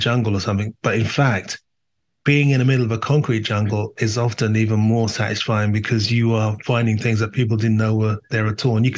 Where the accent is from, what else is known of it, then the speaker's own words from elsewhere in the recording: London, United Kingdom; I was born in Northwest London in an area that, you know, had immigrants